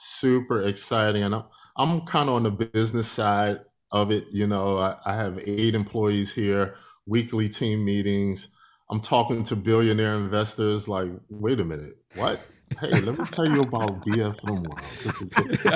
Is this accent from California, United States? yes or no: no; Philadelphia, Pennsylvania, United States; I'm from Philadelphia, Pennsylvania. I grew up there.